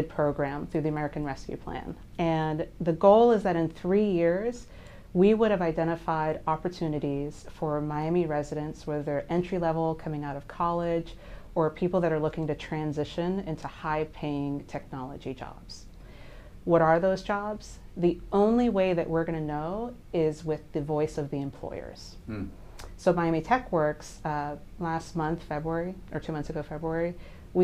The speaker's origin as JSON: {"language": "English", "country": "Jamaica", "also_born_or_lived": "New York / Boston", "moved": "yes", "lives_now": "South Florida, United States", "said": "I'm from Jamaica"}